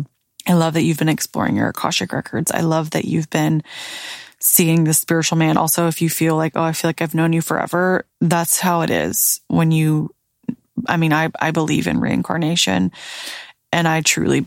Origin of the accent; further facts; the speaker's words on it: the South, United States; now in Florida, United States; Growing up in the South